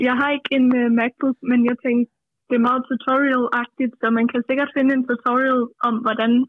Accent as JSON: {"language": "Danish", "area": "between Roskilde and Holbæk", "region": "Zealand", "country": "Denmark", "said": "Mellem Roskilde og Holbæk."}